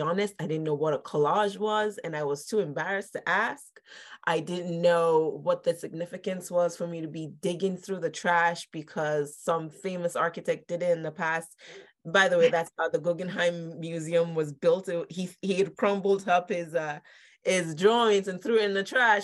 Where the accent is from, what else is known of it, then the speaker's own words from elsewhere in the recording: Lagos, Nigeria; moved away as an adult; now in Philadelphia, United States; I grew up in Nigeria, Lagos, mm-hmm. Nigeria. And I moved here for college when I was 18.